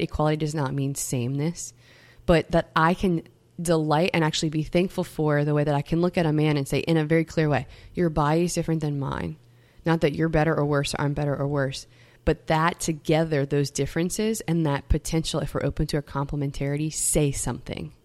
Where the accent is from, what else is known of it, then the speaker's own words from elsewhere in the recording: Metairie, Louisiana, United States; I come from Metairie, Louisiana